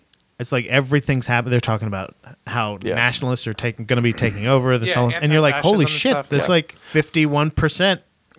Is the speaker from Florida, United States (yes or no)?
yes; St. Petersburg, Florida, United States; I'm from St. Pete.